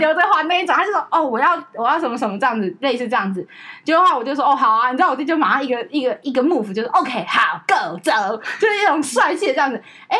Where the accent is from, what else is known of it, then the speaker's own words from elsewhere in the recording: Taiwan; 我们台湾人